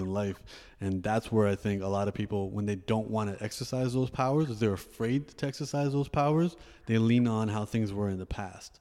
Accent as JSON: {"language": "English", "town": "Toronto", "region": "Ontario", "country": "Canada", "tie": "born or raised there", "said": "I also grew up in Canada"}